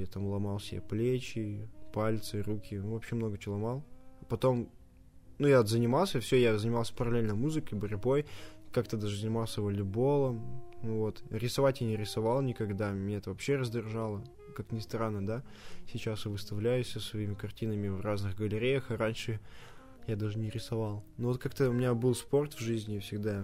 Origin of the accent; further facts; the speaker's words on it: Russia; я очень горд, что я родился в России